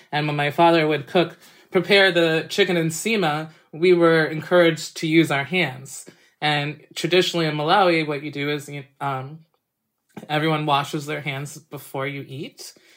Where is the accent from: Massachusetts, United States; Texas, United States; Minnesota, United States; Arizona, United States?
Massachusetts, United States; where I grew up in Massachusetts